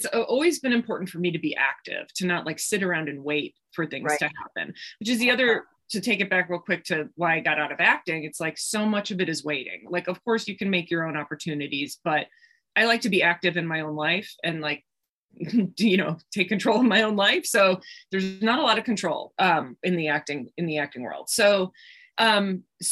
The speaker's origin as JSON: {"language": "English", "town": "Milwaukee", "region": "Wisconsin", "country": "United States", "tie": "born or raised there", "said": "I grew up in Milwaukee, Wisconsin, which is only about 90 miles north of Chicago."}